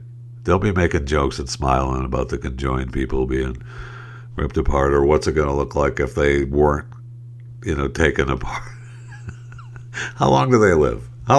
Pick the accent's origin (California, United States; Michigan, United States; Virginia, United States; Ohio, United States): Michigan, United States; Saginaw; my hometown is Saginaw, Michigan. I was born in Saginaw, Michigan